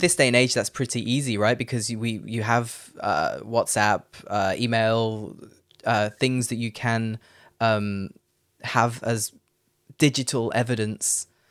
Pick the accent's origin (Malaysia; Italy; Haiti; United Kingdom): United Kingdom; Leicester, East Midlands; moved away as an adult; also born or lived in Netherlands / London / Phnom Penh, Cambodia / Paris, France; now in Frankfurt, Germany; I'm from Leicester